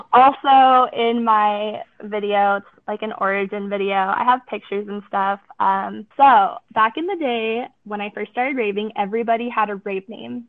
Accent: Southern California, United States; moved away as an adult; now in Utah, United States; I am originally from Southern California

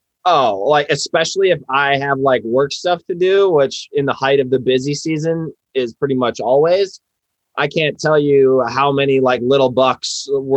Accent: Wisconsin, United States; moved away as an adult; also born or lived in Iowa; I grew up in Wisconsin, went to school at Iowa State

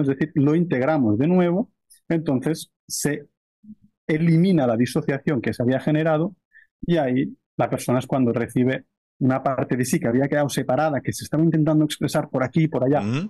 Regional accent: near Barcelona, Catalonia, Spain; moved away as an adult; now in Brazil; Yo soy de cerca de Barcelona y, básicamente estoy viviendo ahora desde hace un año en la selva de Brasil.

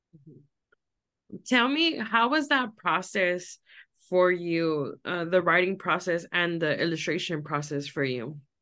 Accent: Los Angeles, California, United States; I grew up in Los Angeles

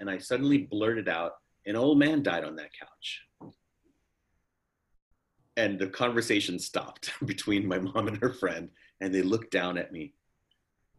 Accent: New York City, New York, United States; also born or lived in Harlem, New York; We were living in the Bronx. I was born in Harlem. Then we bought this old house in the Bronx

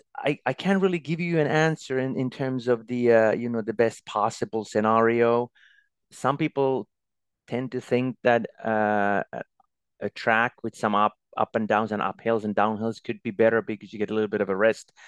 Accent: Lahti, Päijät-Häme, Finland; also born or lived in Norway; there was a ski club in my hometown, Lahti, where I still live.

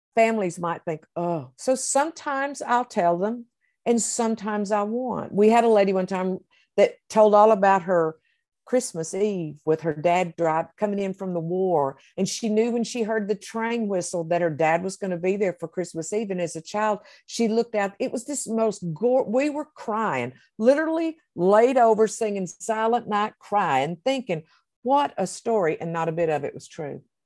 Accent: the South, United States; I'm from the South

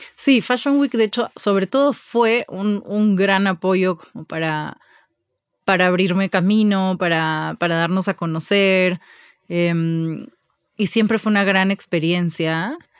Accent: Lima, Peru; moved away as an adult; also born or lived in Barcelona; now in Mexico; crecí toda la vida en, en Lima

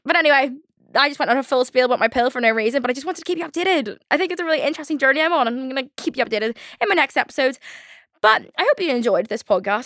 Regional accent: Ireland; I'm Irish

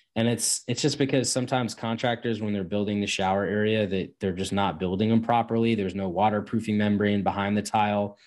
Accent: Northeast, United States; I'm from the Northeast

